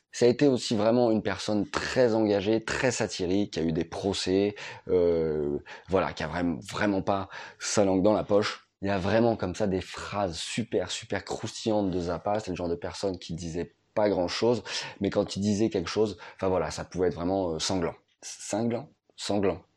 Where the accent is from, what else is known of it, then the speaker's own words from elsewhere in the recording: France; chez nous en France